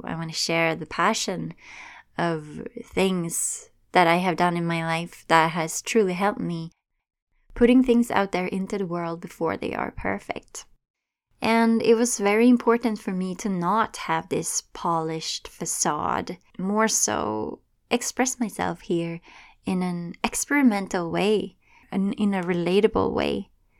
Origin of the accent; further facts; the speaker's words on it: Sweden; English is a second language; moved away as an adult; now in Toronto, Canada; Right now, I live in Toronto, Ontario. I moved here from Sweden when I was in my early 20s, and I remember how scary it could be speaking a language that wasn't my native language, and how strong my accent was at the time